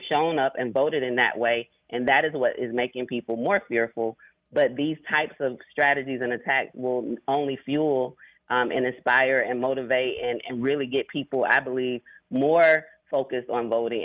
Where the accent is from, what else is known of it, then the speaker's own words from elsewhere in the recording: Starke, Florida, United States; in my hometown of Stark, Florida